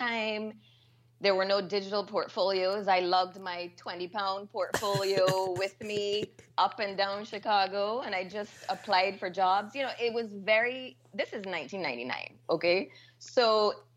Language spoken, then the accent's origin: English; Barbados; I am from Barbados.